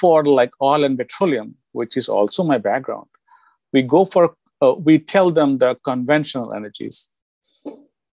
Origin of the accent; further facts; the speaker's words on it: India; moved away as an adult; now in United States; am from India. I have done my bachelor's in India in chemical engineering. And I came here in USA with my whole family in 1998.